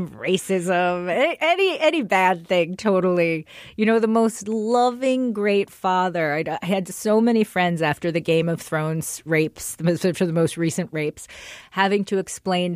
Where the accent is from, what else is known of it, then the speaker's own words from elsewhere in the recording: Englewood, New Jersey, United States; moved away; also born or lived in Baltimore; I was raised in Englewood, which was the city of biraciality when I was born there